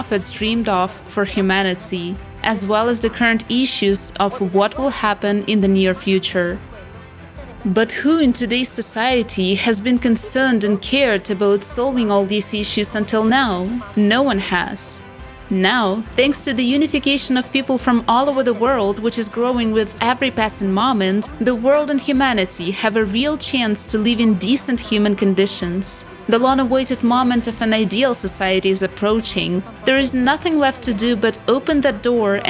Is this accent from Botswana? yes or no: no; Albania; now in Italy; I'm currently living in Italy, but I'm originally from Albania.